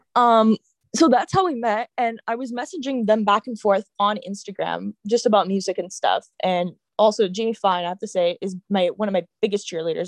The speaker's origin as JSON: {"language": "English", "country": "Canada", "tie": "born or raised there", "also_born_or_lived": "California, United States", "said": "I turned about two years old, we decided to move back to Canada to see my grandmother and have our family who was around us, and also for me to learn French"}